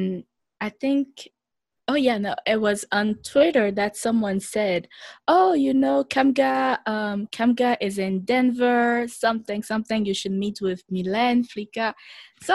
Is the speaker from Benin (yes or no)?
yes; Benin; now in United States; I'm from the Republic of Benin, which is a small country right next to Nigeria